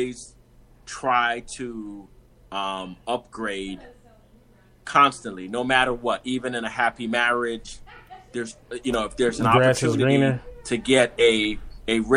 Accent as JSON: {"language": "English", "town": "New York City", "region": "New York", "country": "United States", "said": "I'm from Brooklyn, New York. And before that, my entire family is Jamaican."}